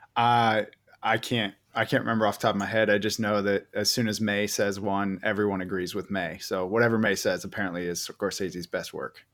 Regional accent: Central Illinois, United States; moved away as an adult; now in Chicago, United States; originally from Central Illinois

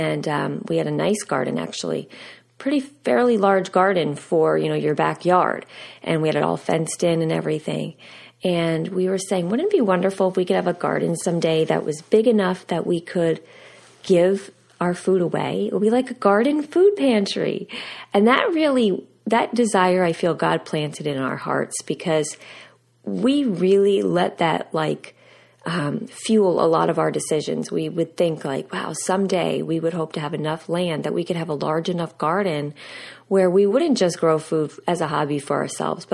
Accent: United States; Steve and I, we grew up outside of New York City.

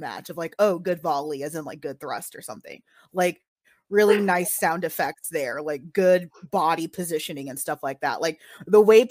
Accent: United States; writing BL as an American, you know, in the 2000s

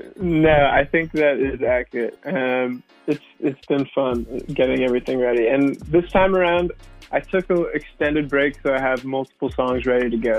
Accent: San Francisco, California, United States; moved away as an adult; now in Los Angeles, United States; San Francisco is my hometown

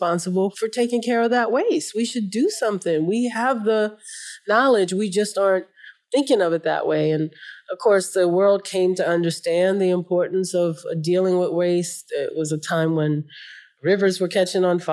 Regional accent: New Orleans, Louisiana, United States; I was raised in New Orleans on the Gulf Coast of the United States.

